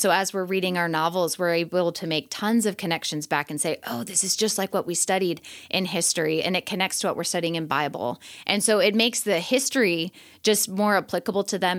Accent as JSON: {"language": "English", "area": "northwest suburbs of Chicago", "region": "Illinois", "country": "United States", "also_born_or_lived": "Asia / Arizona", "moved": "as an adult", "lives_now": "Redmond, United States", "said": "I'm from the northwest suburbs of Chicago, so like forty-five minutes outside of the city"}